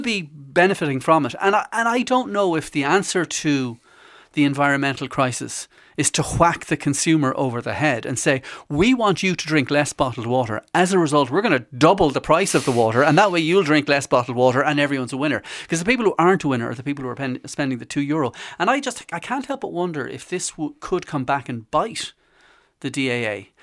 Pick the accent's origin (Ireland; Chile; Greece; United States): Ireland